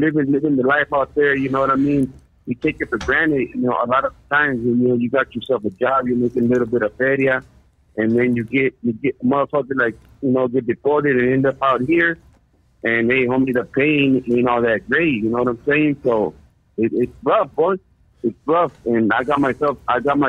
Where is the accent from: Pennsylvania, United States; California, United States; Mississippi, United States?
California, United States; Orange County; moved away as an adult; now in Tijuana, Mexico; originally from Orange County, homeboy. Been out here for about 16 years